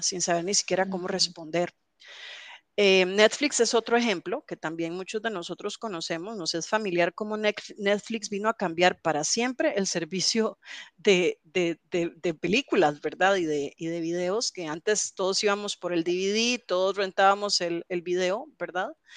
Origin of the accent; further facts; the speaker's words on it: Alajuela, Costa Rica; yo soy eh, alajuelense de toda la vida aquí en Costa Rica.